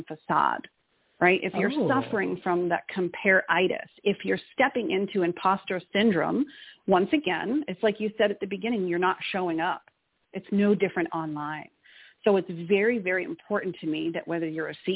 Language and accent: English; Boston, Massachusetts, United States; moved away; I'm originally from Boston, Mass.